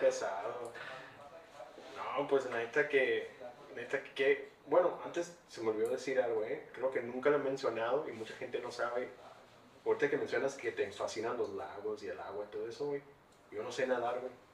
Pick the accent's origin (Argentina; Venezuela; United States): United States; yo crecí en Estados Unidos, fui a la escuela ya